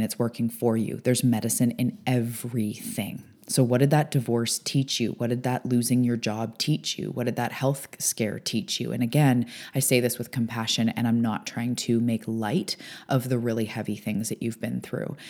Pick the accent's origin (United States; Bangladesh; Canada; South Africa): Canada; also born or lived in Vancouver Island; I am a Canadian. I'm an island girl